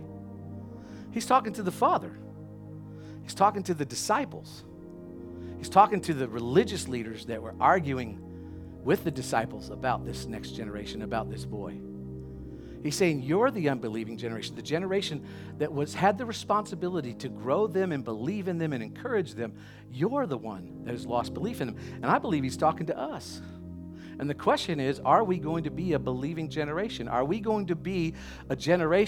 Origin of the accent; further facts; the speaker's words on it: the South, United States; I grew up in the South